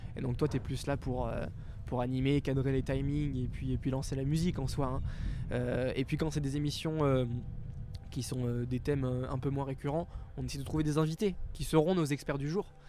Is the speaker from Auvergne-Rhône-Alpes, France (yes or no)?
yes; Grenoble, Auvergne-Rhône-Alpes, France; on est grenoblois